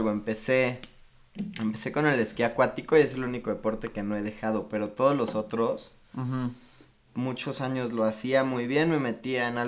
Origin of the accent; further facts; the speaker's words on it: Cuernavaca, Morelos, Mexico; Tengo 21 años. De hecho, nací en Cuernavaca, probablemente esto no lo sabías.